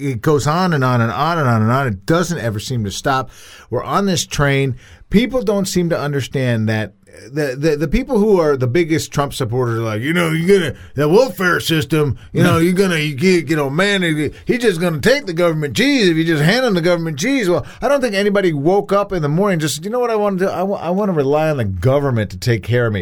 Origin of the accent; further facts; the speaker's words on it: United States; I am proud to be an American